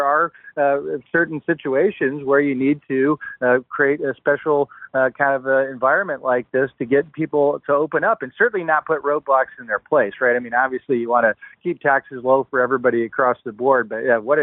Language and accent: English; Michigan, United States; moved away; my home state of Michigan